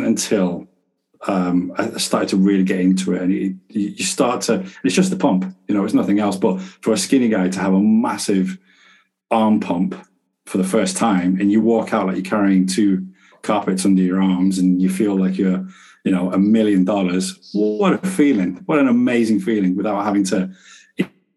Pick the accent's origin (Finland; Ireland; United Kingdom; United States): United Kingdom; Manchester, North West England; I'm from Manchester